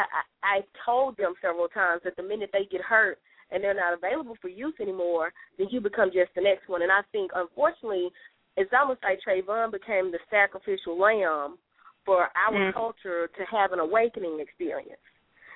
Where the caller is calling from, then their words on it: Louisiana, United States; I'm calling from Louisiana